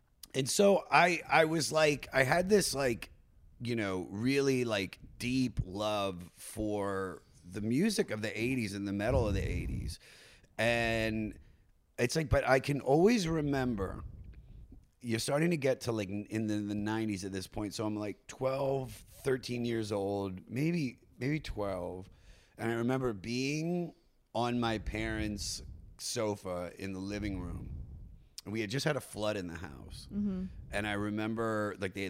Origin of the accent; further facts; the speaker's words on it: Washington, District of Columbia, United States; I grew up in the Washington, D.C. area